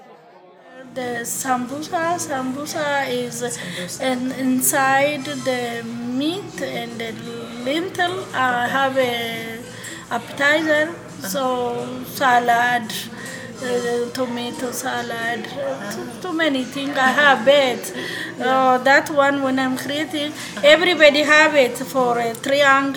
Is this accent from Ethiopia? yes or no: yes; Ethiopia; moved away as an adult; now in Houston, United States; I'm coming from Ethiopia